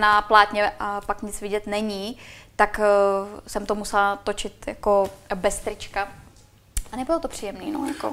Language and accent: Czech; Czechia; accent: Czech; byla jsem tam já jediná Češka